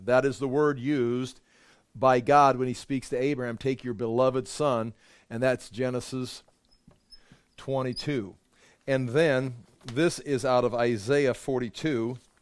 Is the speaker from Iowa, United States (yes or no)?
yes; Thompson, Iowa, United States; I grew up in Fort Thompson, went swimming in Forest City